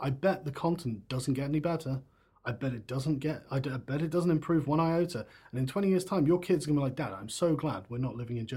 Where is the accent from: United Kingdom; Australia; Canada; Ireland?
United Kingdom; England; as an Englishman.